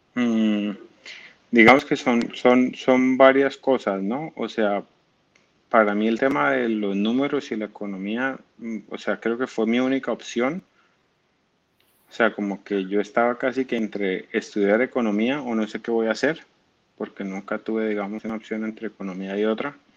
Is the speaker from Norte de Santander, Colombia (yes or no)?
yes; Cúcuta, Norte de Santander, Colombia; moved away as an adult; also born or lived in Bogotá; yo digo que soy cucuteño pero en realidad yo soy de Bogotá, yo nací en Bogotá.